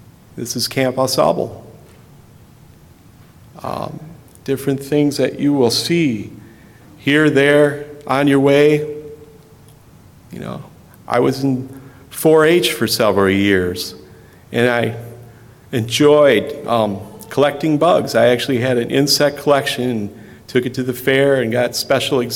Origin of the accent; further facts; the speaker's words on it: Richland, United States; when I was growing up in the Presbyterian Church in Richland.